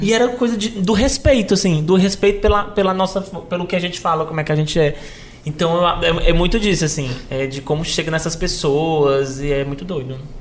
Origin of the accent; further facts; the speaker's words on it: Fortaleza, Ceará, Brazil; natural de Fortaleza, uhum. nasci lá no Luiz de França